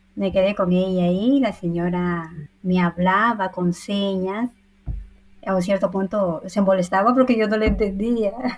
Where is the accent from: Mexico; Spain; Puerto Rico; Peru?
Peru; Huánuco; first language Spanish; moved away as an adult; now in Milan, Italy; yo soy nacida en Huánuco, yo soy huanuqueña neta